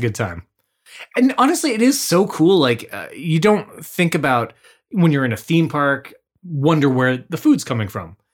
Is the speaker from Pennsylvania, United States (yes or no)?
no; Washington, United States; our roots growing up in Washington State